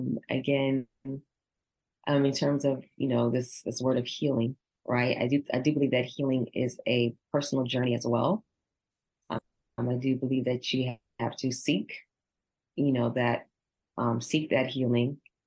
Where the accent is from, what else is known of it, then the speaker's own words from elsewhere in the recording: Nigeria; I'm Nigerian, so I always think of my African-American as my brothers and sisters.